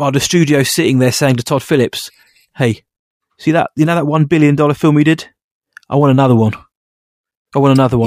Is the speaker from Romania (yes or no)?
no; United Kingdom; I'm just British